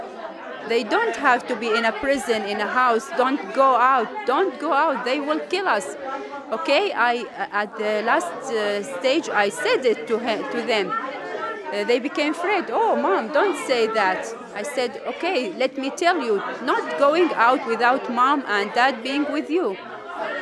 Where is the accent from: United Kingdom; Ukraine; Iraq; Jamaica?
Iraq; moved away as an adult; now in Jordan; I am from the Iraqi refugees